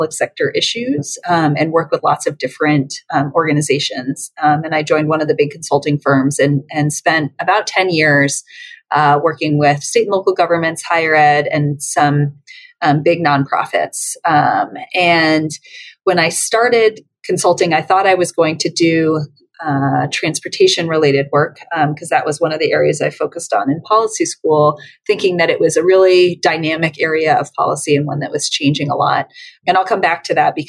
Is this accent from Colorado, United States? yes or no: yes; Colorado, United States; moved away as an adult; coming back to my home state and contributing to the knowledge capital and the government sector here